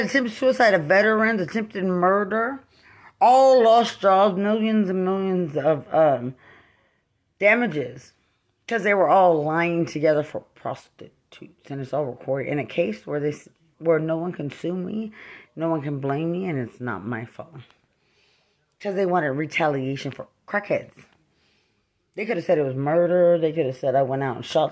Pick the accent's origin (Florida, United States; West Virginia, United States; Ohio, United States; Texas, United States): Texas, United States; Lubbock; also born or lived in Fort Bragg / San Antonio; I'm from Lubbock